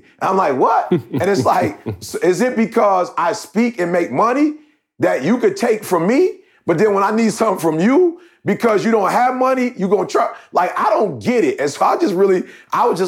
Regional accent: Detroit, Michigan, United States; I grew up in Detroit

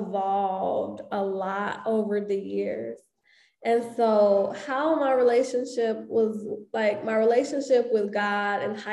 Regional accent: Chicago, Illinois, United States; growing up on the South Side of Chicago

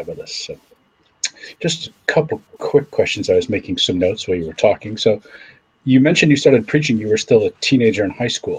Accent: Canada; I grew up in a Protestant church in Canada

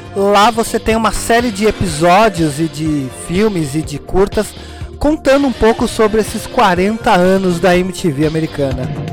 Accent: São Paulo, Brazil; Sempre morei em Pirituba

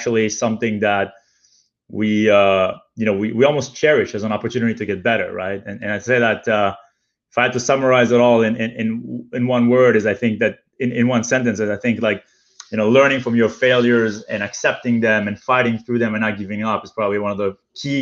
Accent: Israel; also born or lived in Europe; now in New York, United States; I was born in Israel, but because my dad also speaks French, I had the privilege as a kid to spend a lot of time in Europe. We actually lived in Europe for a few years before returning back to Israel

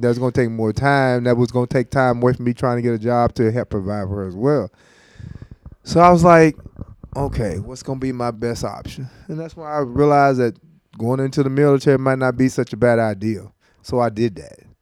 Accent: Lexington, Tennessee, United States; Born and raised in Lexington, Lexington, Tennessee, went to high school there.

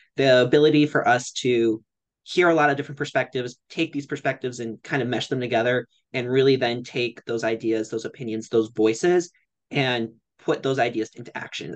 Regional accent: Cleveland, Ohio, United States; I'm from Cleveland, Ohio

